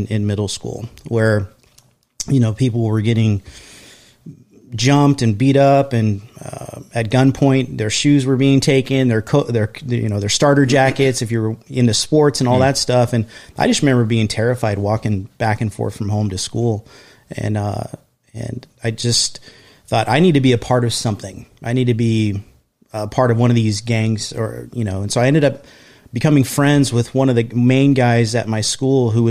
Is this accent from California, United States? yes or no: yes; San Diego, California, United States; I grew up in an area called East San Diego, or known as City Heights.